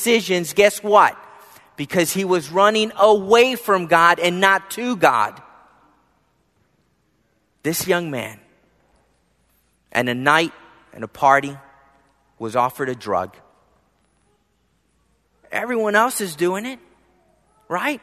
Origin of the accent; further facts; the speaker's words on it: Philadelphia, Pennsylvania, United States; growing up in Philadelphia